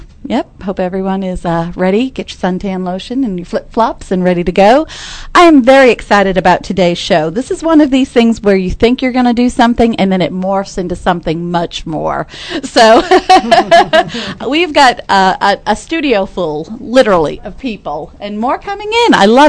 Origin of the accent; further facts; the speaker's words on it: Massachusetts, United States; now in Texas, United States; I'm from Massachusetts originally